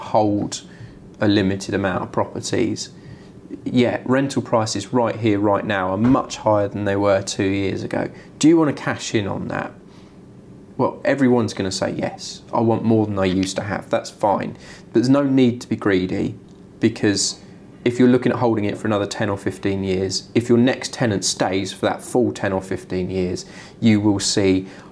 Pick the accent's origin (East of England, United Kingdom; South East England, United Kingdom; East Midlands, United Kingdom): South East England, United Kingdom; Wokingham, Bracknell, Reading; I'm from Wokingham, Bracknell, Reading traditionally. I know every house and every road of the whole town